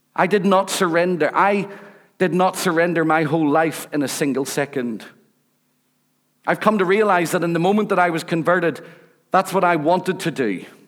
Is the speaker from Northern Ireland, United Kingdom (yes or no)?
yes; Rathcoole, Northern Ireland, United Kingdom; I come from Rathcoole. I'm a council estate boy